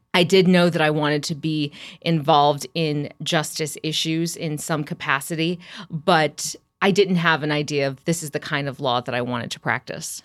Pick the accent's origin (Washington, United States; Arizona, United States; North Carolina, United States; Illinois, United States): Illinois, United States; Champaign; I'm from Champaign, Urbana. That's where I was born and raised